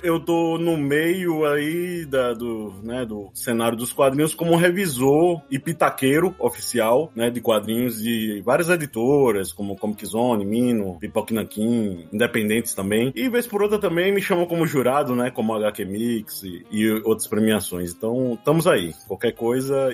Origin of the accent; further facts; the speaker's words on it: João Pessoa, Paraíba, Brazil; sou da Paraíba, né? Como você bem disse, João Pessoa